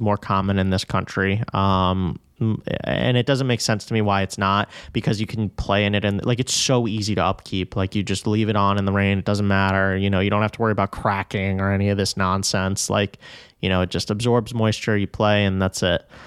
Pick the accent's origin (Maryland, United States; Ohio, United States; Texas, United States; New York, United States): New York, United States; New York City; I am quite literally from Flushing, Queens